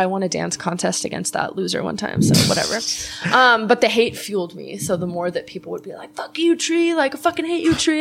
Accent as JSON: {"language": "English", "town": "Los Angeles", "region": "California", "country": "United States", "tie": "born or raised there", "said": "I grew up in Chatsworth"}